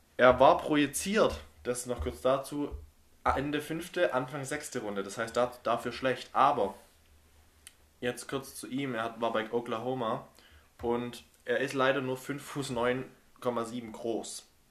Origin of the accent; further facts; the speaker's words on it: Germany; als äh, Deutsche